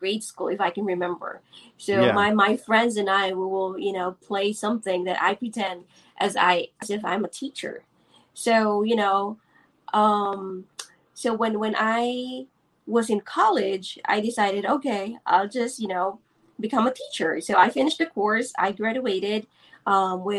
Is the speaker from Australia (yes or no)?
no; Philippines; I am born and raised here in the Philippines